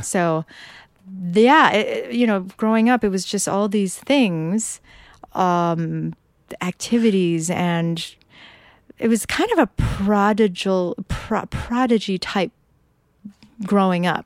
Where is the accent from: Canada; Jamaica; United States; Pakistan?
United States; Peoria, Illinois; moved away; also born or lived in Dunlap, Illinois / Bay Area; I'm from Peoria, Illinois, Dunlap, Illinois